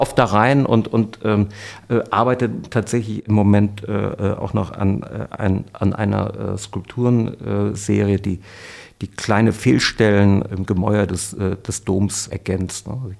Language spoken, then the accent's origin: German; Cologne, North Rhine-Westphalia, Germany; als geborener Kölner